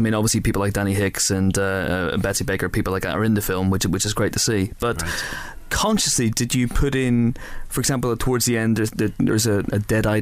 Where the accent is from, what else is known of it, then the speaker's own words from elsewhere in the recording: United Kingdom; We're British.